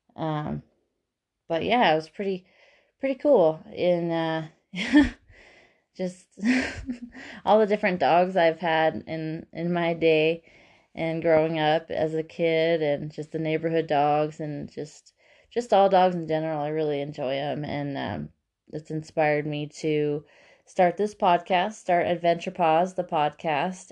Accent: Lake Arrowhead, California, United States; also born or lived in Paso Robles, California / Redlands, California; I'm from the San Bernardino Mountains here in California, a little town called Lake Arrowhead, and I am twenty-seven years old

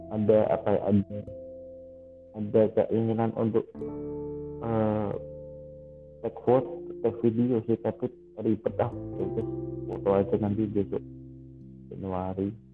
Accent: Central Java, Indonesia; aku lahir di tanah Jawa, besar di tengah Jawa

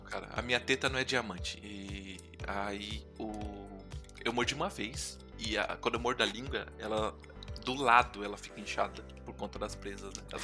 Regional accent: São Paulo, Brazil; also born or lived in Itapecerica da Serra; Eu nasci na cidade de São Paulo, eu sou paulista

